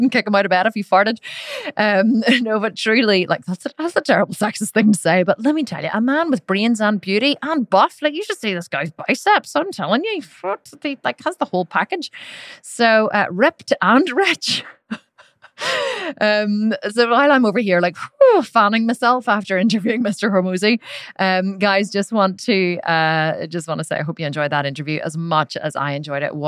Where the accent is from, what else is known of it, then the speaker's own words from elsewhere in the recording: Ireland; I'm Irish